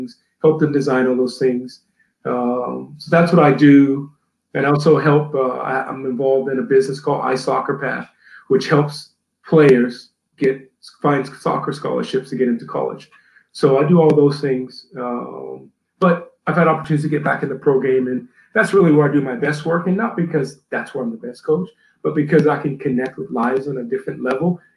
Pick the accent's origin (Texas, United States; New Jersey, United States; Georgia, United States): Georgia, United States; Atlanta; also born or lived in New Orleans, Louisiana; my dad got a job in Atlanta and we moved to Atlanta.